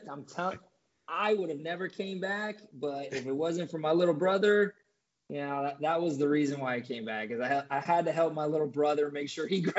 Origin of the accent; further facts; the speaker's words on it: San Francisco, California, United States; Yeah, I'm from San Francisco.